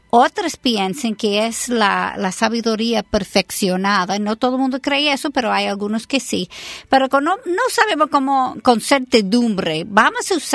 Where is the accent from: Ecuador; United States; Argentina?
United States; Spanish is a second language; Yo soy americana